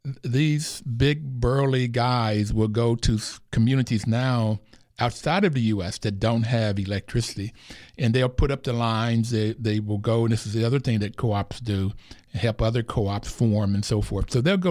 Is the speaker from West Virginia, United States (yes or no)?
yes; Bluefield, West Virginia, United States; I grew up in Bluefield, West Virginia.